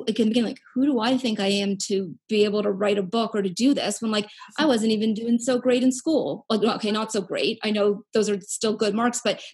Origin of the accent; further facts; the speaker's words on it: Canada; I'm from Canada